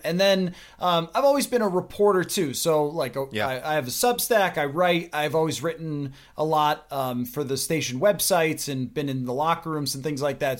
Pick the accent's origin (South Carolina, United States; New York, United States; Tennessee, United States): New York, United States; Buffalo; now in Minnesota, United States; I grew up in Buffalo, New York